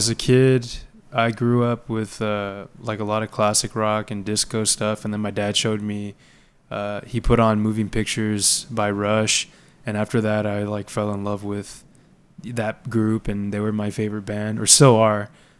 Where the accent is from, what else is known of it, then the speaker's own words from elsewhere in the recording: Laredo, Texas, United States; now in San Antonio, United States; I'm from Laredo